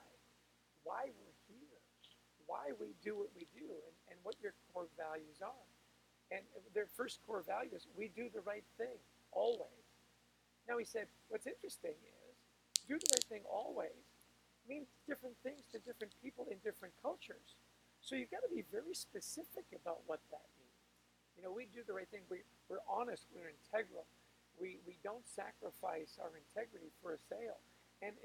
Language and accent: English; Canada; I'm Canadian.